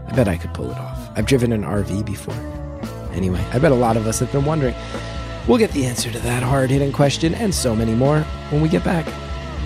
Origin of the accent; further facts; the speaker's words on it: West Orange, New Jersey, United States; When I was growing up in West Orange